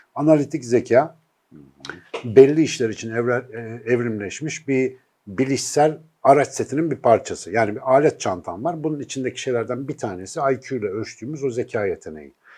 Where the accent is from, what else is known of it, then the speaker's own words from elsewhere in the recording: Ankara, Turkey; now in Istanbul, Turkey; bir Ankaralı olarak